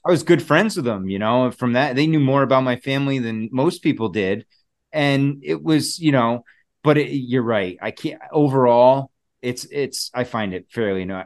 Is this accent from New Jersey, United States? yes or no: yes; New Jersey, United States; I was born in New Jersey